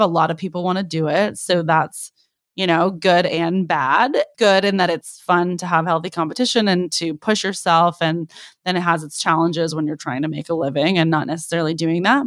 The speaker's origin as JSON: {"language": "English", "area": "the Bay Area", "region": "California", "country": "United States", "moved": "yes", "lives_now": "Los Angeles, United States", "said": "I'm originally from the Bay"}